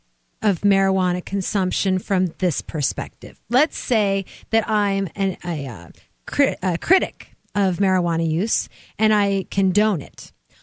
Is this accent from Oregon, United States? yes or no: yes; Oregon, United States; I'm from Oregon.